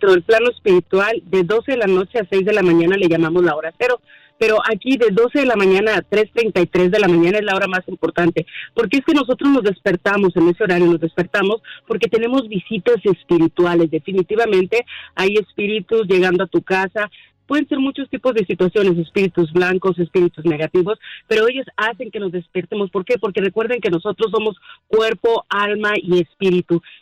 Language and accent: Spanish; Mexico; now in United States; Sí, yo soy mexicana soy mexicana, de alguna manera tengo raíces también de aquí de Estados Unidos.